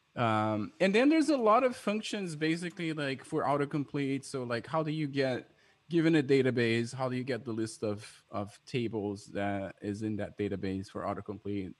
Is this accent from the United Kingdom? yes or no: no; Brazil; moved away; I'm from Brazil